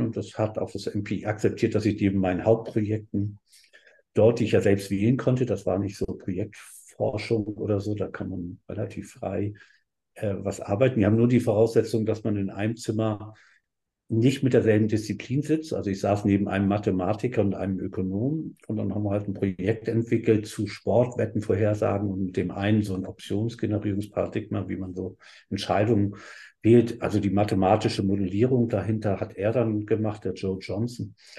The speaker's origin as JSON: {"language": "German", "region": "Hamburg", "country": "Germany", "tie": "born or raised there", "also_born_or_lived": "Berlin / Heidelberg", "moved": "as an adult", "said": "ich bin ja in Hamburg groß geworden und in Berlin auch viel gewesen"}